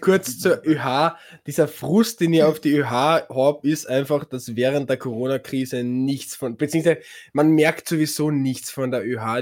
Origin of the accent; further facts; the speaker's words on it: Carinthia, Austria; bei uns in Kärnten